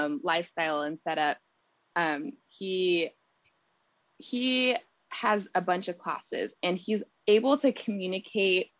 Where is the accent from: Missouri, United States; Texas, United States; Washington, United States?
Texas, United States; San Antonio; That's my hometown as well